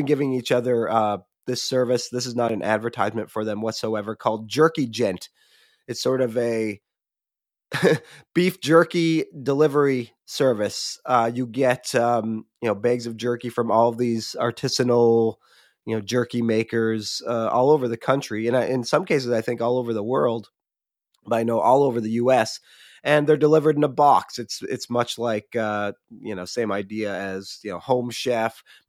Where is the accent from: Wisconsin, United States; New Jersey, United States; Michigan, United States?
Michigan, United States; I have a childhood friend who still lives in the town I grew up in Michigan.